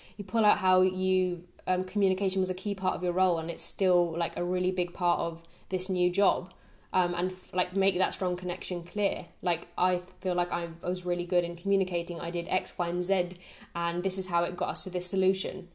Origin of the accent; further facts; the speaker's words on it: Brighton, South East England, United Kingdom; moved away as an adult; also born or lived in Nottingham; my hometown in Brighton